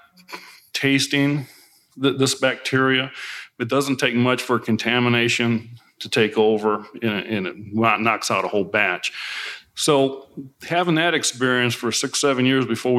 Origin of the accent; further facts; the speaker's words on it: Gary, Indiana, United States; moved away; also born or lived in Des Moines, Iowa / Urbandale, Iowa / Chicago / Kentucky; I grew up in Northwest Indiana. I was born in Gary. Lived 6 years in Des Moines, Iowa, Urbandale, Iowa, just outside of Des Moines